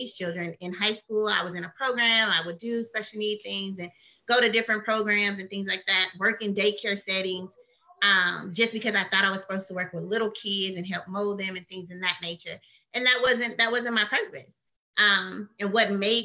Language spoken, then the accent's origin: English; Midland, Texas, United States; I did junior college at Midland College in my hometown. I'm from Midland, Odessa, a very small town.